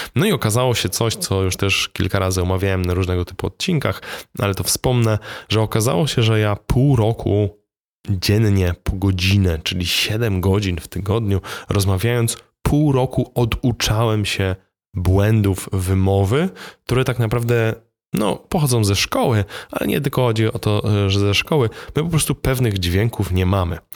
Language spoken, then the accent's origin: Polish; Poland; my Polacy, uczyliśmy się też polskiego